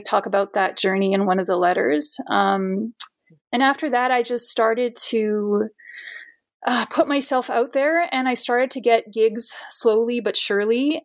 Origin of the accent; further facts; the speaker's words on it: Brazil; now in Edmonton, Canada; I immigrated into Canada uh, permanently around like 97, 1997. I'm from Brazil